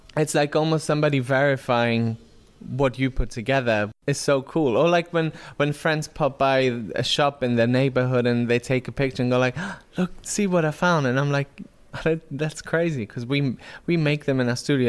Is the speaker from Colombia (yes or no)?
no; Germany; now in London, United Kingdom; I'm from Germany